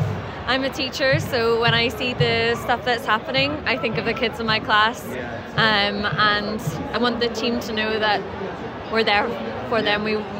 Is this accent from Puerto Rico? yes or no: no; Ireland; I'm from Ireland